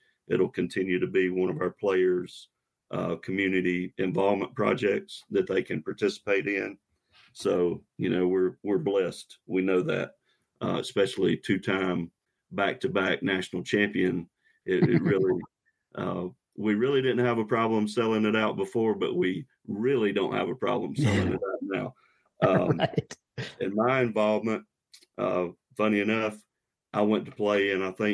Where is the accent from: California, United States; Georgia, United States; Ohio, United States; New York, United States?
Georgia, United States; Athens; I was born in Athens, lived right outside Athens my whole life, never have found a reason to leave or move